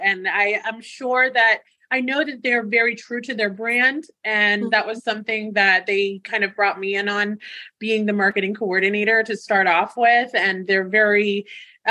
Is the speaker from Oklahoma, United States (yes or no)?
no; Loxahatchee, Florida, United States; also born or lived in Miami, Florida / West Palm Beach, Florida / Wellington, Florida / New York City; now in Jupiter, United States; I was actually born and raised in Miami. And I came up to West Palm when I was in second grade